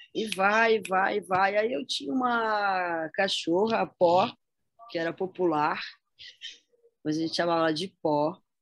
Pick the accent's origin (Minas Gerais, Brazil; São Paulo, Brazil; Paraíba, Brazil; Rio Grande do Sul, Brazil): São Paulo, Brazil; São José dos Campos; Eu nasci em São Paulo, mas eu vim para cá, para São José dos Campos, com um ano de idade, né? E aqui fiquei até os 19, 20.